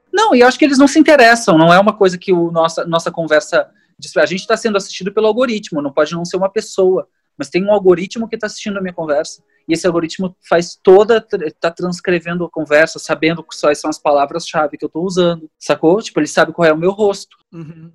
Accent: Porto Alegre, Rio Grande do Sul, Brazil; eu cresci tipo, né, tipo no Sarandi

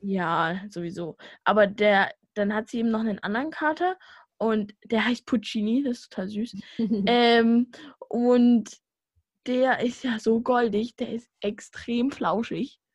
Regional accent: Vogtland, Saxony, Germany; accent: Vogtland; ich komme ja aus dem Vogtland

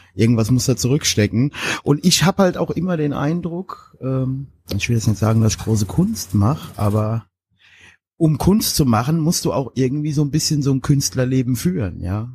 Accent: Germany; now in Mainz-Kastell, Germany; ich komme aus dem Westerwald

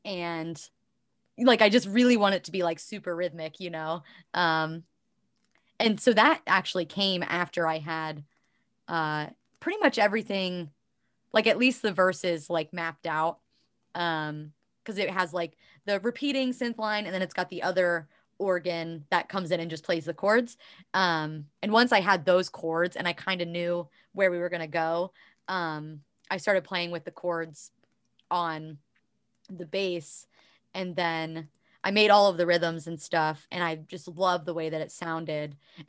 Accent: Ohio, United States; I am definitely Midwestern, but I identify as Appalachian because I grew up in like southeastern Ohio.

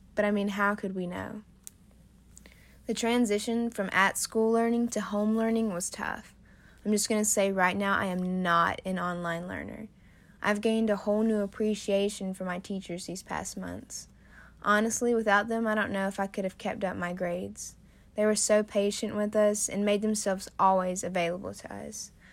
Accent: Aiken, South Carolina, United States; I'm from Aiken, South Carolina

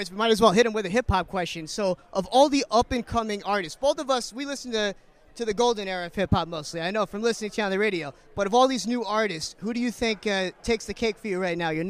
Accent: London, United Kingdom

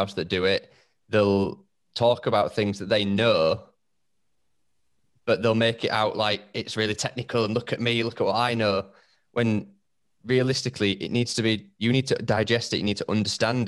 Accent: United Kingdom; accent: broad northern; my broad northern

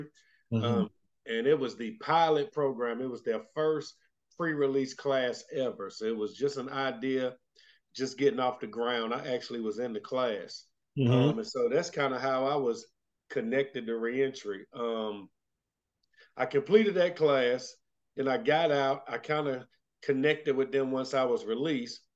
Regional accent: Winston-Salem, North Carolina, United States; now in Asheville, United States; I grew up in Winston-Salem

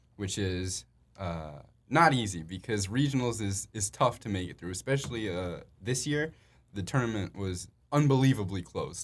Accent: Chicago, Illinois, United States; We're both from Chicago

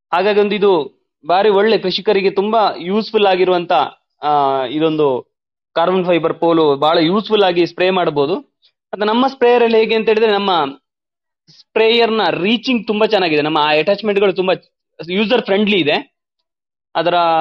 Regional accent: Balanja village, Belthangady taluk, Karnataka, India; ನಾನು ಬೆಳ್ತಂಗಡಿ ತಾಲೂಕಿನ ಬಳಂಜ ಗ್ರಾಮದ ಕುಲಂಜಿರೋಡಿ ಎಂಬಲ್ಲಿ ನನ್ನ ಹುಟ್ಟೂರು

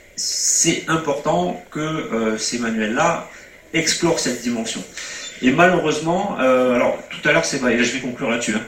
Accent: Montpellier, Occitania, France; quand on est provincial hein, comme moi, moi je suis montpelliérain

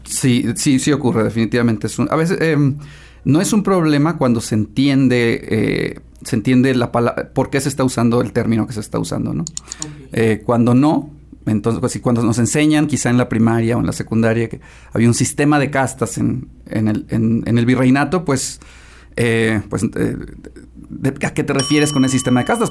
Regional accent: Mexico; como ciudadanos mexicanos, como estudiantes mexicanos

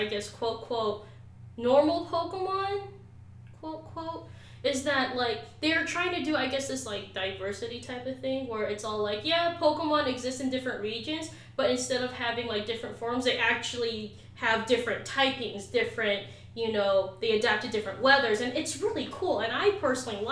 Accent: Philippines; as a Filipino and as an Islander

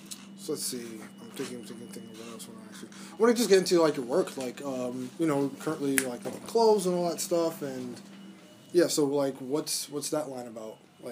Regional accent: New York City, New York, United States; I was born and raised in Brooklyn

